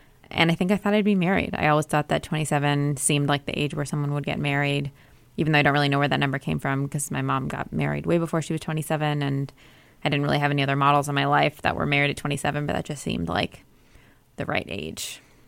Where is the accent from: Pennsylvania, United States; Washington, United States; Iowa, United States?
Iowa, United States; Iowa City; when I was 16, I was a sophomore in high school growing up in Iowa City, Iowa, university town where my family lived. And I spent most of my life growing up.